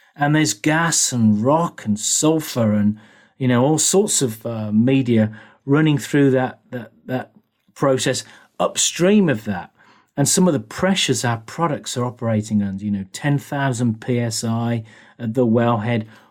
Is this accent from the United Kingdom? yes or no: yes; United Kingdom; moved away; also born or lived in Germany / Sweden / United States; as you can probably hear, I'm a Brit.